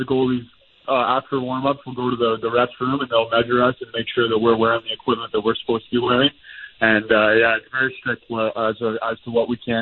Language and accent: English; 45 minutes north of Toronto, Ontario, Canada; now in Denver, United States; Originally, I'm 45 minutes north of Toronto.